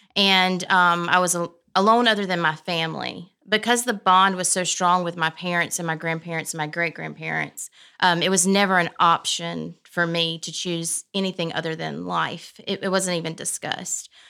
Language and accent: English; Prattville, Alabama, United States; I grew up in Prattville